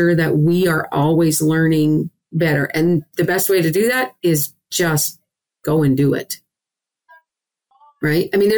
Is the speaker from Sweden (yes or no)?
no; Saskatchewan, Canada; moved away; I'm a Canadian and grew up in the western province of Saskatchewan.